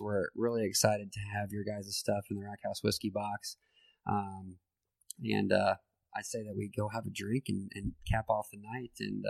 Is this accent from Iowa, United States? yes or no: yes; Iowa, United States; I grew up in Iowa and I live here